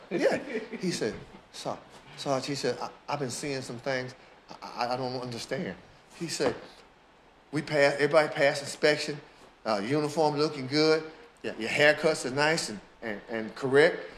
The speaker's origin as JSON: {"language": "English", "town": "Philadelphia", "region": "Pennsylvania", "country": "United States", "tie": "born or raised there", "said": "Born in Philadelphia, in the house"}